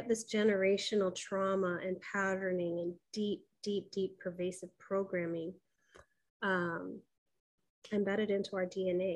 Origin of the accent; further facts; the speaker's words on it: Kailua, Hawaii, United States; I was born in Kailua, Hawaii.